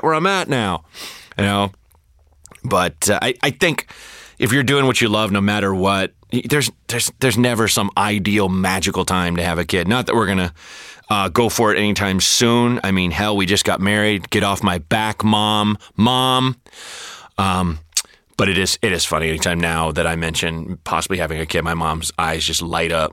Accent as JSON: {"language": "English", "town": "Portland", "region": "Oregon", "country": "United States", "tie": "born or raised there", "said": "growing up in Portland and being bored"}